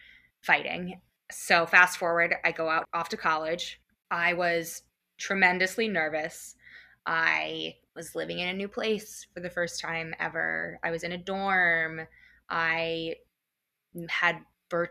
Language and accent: English; Phoenixville, Pennsylvania, United States; Phoenixville is my hometown. That is where I grew up